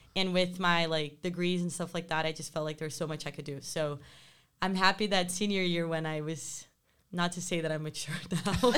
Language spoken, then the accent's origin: English; Rio de Janeiro, Brazil; moved away as an adult; growing up in Rio